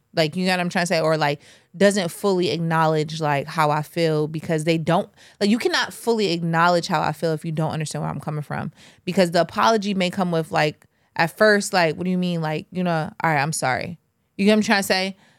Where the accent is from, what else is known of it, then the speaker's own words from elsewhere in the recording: Jamaica; I'm Jamaican.